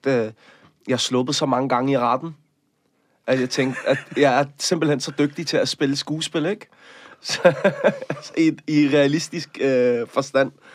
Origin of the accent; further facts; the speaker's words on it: Copenhagen, Capital Region of Denmark, Denmark; jeg er vokset op i Møllerparken